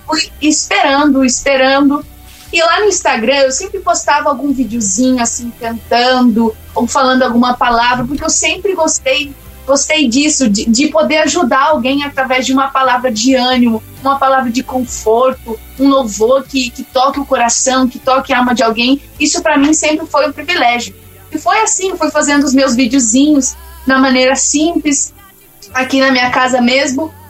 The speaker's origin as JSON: {"language": "Portuguese", "town": "Caxias do Sul", "region": "Rio Grande do Sul", "country": "Brazil", "tie": "born or raised there", "said": "hoje eu tô falando aqui de Caxias do Sul, da minha cidade natal, aqui no Rio Grande"}